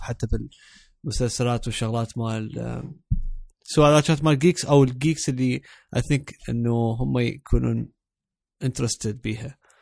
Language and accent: Arabic; Iraq; بصوت عراقي انه احنا عراقيين